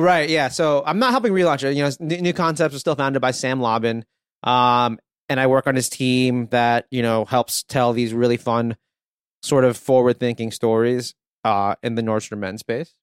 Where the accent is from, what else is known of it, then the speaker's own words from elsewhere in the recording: Philippines; moved away; I was born in the Philippines